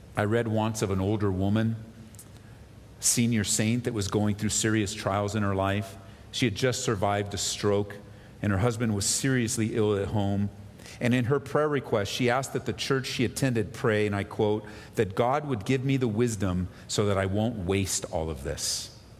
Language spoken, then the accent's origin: English; Southern California, United States; now in Colorado, United States; growing up in Southern California